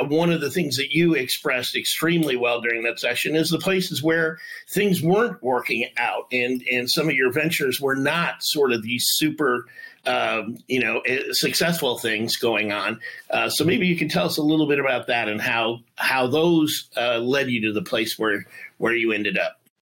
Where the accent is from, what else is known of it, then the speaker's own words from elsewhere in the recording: Detroit, Michigan, United States; I'm from Detroit